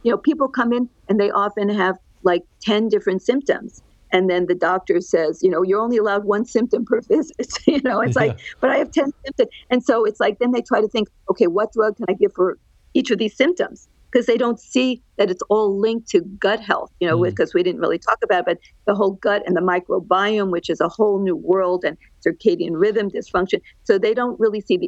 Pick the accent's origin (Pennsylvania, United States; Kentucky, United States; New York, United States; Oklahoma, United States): New York, United States; Great Neck; moved away as an adult; also born or lived in New Jersey / Los Angeles, California; now in Orange County, California, United States; I'm a New Yorker. I grew up on the outskirts of New York City, right on the line of New York City and Nassau County on Long Island